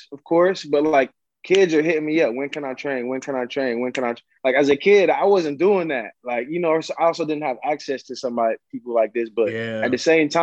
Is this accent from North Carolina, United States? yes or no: no; Columbus, Ohio, United States; also born or lived in Westerville, Ohio; now in Montreal, Canada; I grew up in Columbus, Ohio, and then I ended up moving to Westerville probably like my junior year in high school